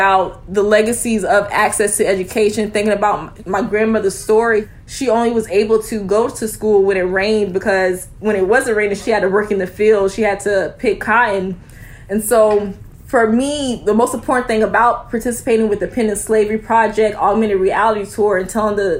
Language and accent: English; Sumter, South Carolina, United States; my fourth grade grandmother and my third grade grandfather were actually enslaved by a Penn alum in my hometown of Sumter, South Carolina.